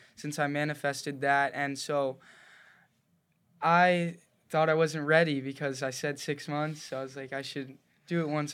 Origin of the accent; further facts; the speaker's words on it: Cave Creek, Arizona, United States; I grew up in Cave Creek, Arizona